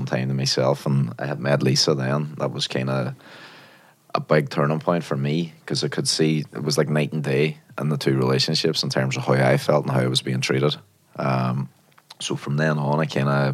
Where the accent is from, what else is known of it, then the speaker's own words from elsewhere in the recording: Derry, Northern Ireland, United Kingdom; now in London, United Kingdom; Derry, actually. I'm from Northern Ireland originally.